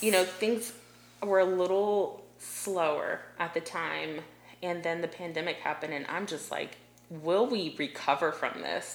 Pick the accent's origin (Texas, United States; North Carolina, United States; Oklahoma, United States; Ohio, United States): Ohio, United States; Delaware; moved away as an adult; also born or lived in South Carolina; now in Columbia, South Carolina, United States; I'm from a really small town called Delaware, Ohio, right outside of Columbus, Ohio.